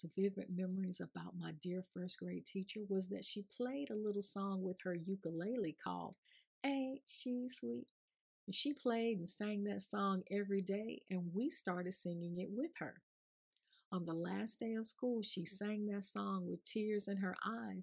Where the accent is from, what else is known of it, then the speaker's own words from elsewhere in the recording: Augusta, Georgia, United States; I grew up in Georgia, which is considered the Deep South